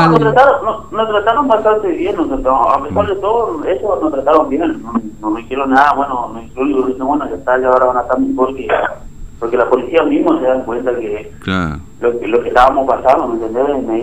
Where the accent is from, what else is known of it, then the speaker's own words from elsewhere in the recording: Formosa, Argentina; No, yo soy de Formosa.